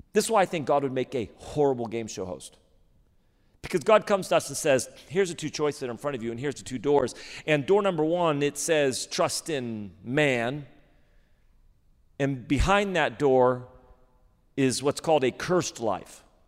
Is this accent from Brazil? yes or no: no; Redding, California, United States; moved away as an adult; now in Sacramento, United States; I grew up in Reading